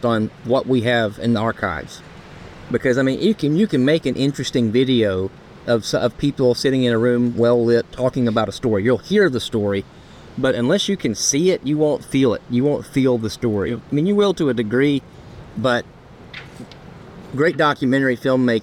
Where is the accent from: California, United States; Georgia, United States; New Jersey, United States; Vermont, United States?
Georgia, United States; Rome; my hometown, the Rome, Georgia